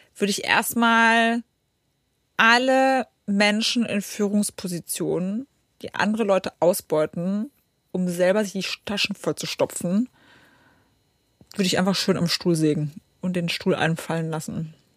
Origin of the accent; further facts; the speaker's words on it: Poland; now in Germany; ich komme aus Polen, also Ostblock.